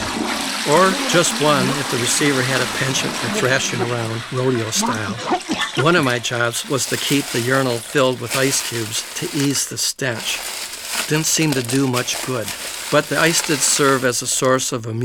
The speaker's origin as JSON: {"language": "English", "town": "Plymouth", "region": "Michigan", "country": "United States", "tie": "born or raised there", "said": "My hometown of Plymouth, Michigan"}